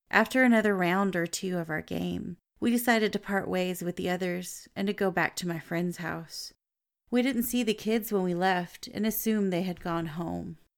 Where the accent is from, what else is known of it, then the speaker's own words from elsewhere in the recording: Brazil; English is a second language; I'm from Brazil.